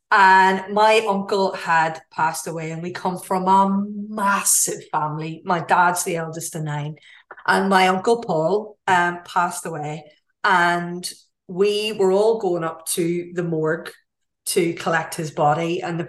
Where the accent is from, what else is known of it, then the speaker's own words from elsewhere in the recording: Ireland; one of the things I love most about being Irish, and particularly being Irish Catholic and working class, probably, I think that probably is a, and come from a small community, is how we treat death.